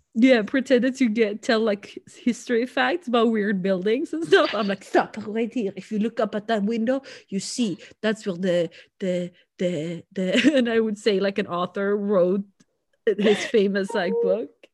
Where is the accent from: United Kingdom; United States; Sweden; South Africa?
Sweden; accent: Swedish; first language Swedish; English is a second language; now in Canada; Swedish is such a, our accent isn't as distinct